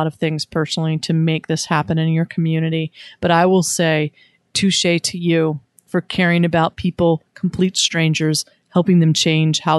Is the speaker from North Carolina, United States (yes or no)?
yes; Wilmington, North Carolina, United States; my hometown, Wilmington, North Carolina